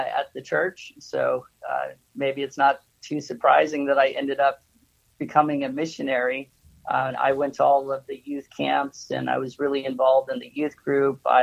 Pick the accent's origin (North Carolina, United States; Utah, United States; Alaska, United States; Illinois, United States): Alaska, United States; Nikiski; moved away as an adult; now in Japan; I was born in Alaska